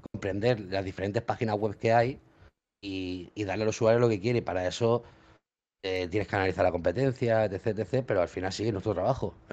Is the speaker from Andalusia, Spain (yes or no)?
no; L'Hospitalet de Llobregat, Catalonia, Spain; Hospitalet, de Llobregat. Yo digo catalán pa, porque somos de Cataluña